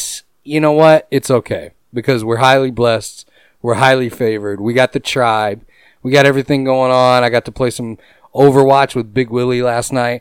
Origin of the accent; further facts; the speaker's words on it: Houston, Texas, United States; I'm from Houston, Texas, originally down in H-Town